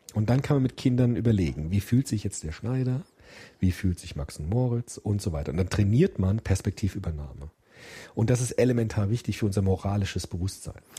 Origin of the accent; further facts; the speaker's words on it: Frankfurt, Hesse, Germany; Frankfurt, mein Heimatdorf